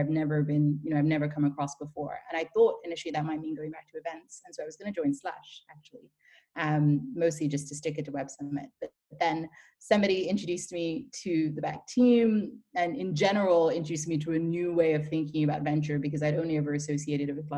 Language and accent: English; Ireland; moved away as an adult; also born or lived in Nigeria / Dublin, Ireland / London, United Kingdom; now in Berlin, Germany; So I grew up mostly in Ireland, between Nigeria and Ireland.